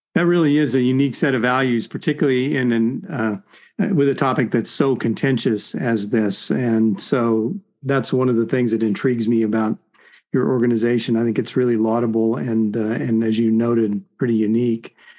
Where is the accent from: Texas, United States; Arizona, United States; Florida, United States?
Arizona, United States; also born or lived in California; now in Central Oregon, United States; I grew up in Arizona